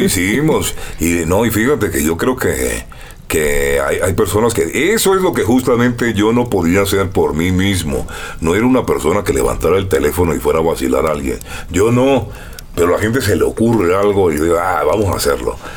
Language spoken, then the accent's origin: Spanish; Barranquilla, Atlántico, Colombia; moved away as an adult; now in Mexico